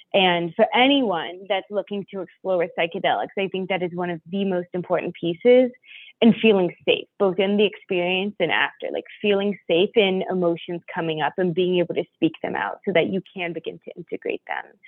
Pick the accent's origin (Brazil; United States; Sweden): United States; near Washington D.C., Northern Virginia; I am from the East Coast of the United States. Um, I was born right outside of Washington, Virginia, or Washington D.C. in Northern Virginia